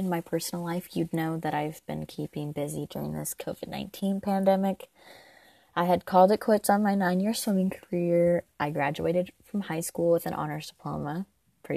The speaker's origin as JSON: {"language": "English", "region": "Indiana", "country": "United States", "tie": "born or raised there"}